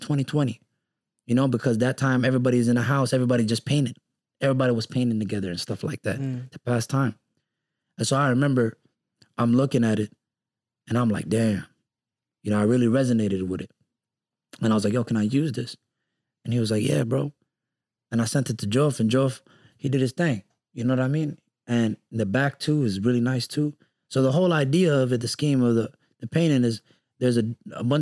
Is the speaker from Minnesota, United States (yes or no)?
yes; Minneapolis, Minnesota, United States; also born or lived in Texas; Growing up in Minneapolis